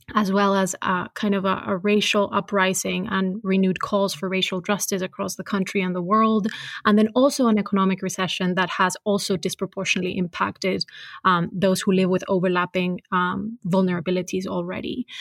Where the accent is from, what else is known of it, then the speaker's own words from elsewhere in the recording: Cali, Valle del Cauca, Colombia; I was born and raised in Cali